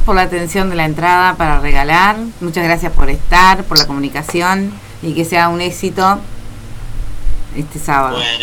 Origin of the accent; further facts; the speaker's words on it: Minas, Lavalleja, Uruguay; soy de Minas y soy del interior